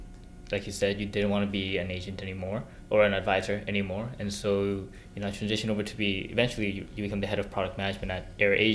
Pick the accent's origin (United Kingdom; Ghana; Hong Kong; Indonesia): Hong Kong; moved away; also born or lived in South Korea; I was born in South Korea, then I moved to Hong Kong, but that was 1997, so the Brits just left, but I still attended a school that was run by the Brits there.